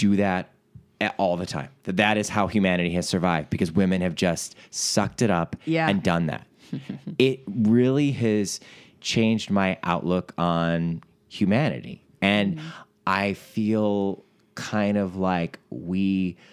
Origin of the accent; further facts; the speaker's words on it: Ohio, United States; also born or lived in New York City; now in Los Angeles, United States; our home states of Ohio, where I'm from